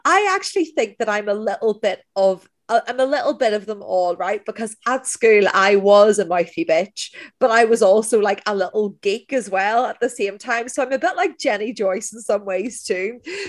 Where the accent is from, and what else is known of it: Northern Ireland, United Kingdom